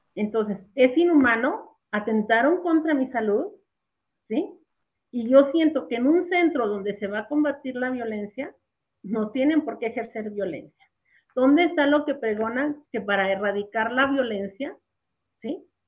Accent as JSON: {"language": "Spanish", "town": "Jerez", "region": "Zacatecas", "country": "Mexico", "said": "yo estaba en la comunidad de donde soy, soy de Jerez"}